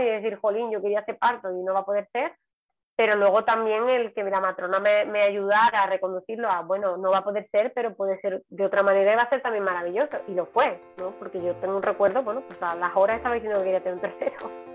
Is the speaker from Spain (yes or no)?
yes; Seville, Andalusia, Spain; moved away as an adult; now in Palma de Mallorca, Spain; soy sevillana y vivo en Palma de Mallorca desde hace también pues 13 años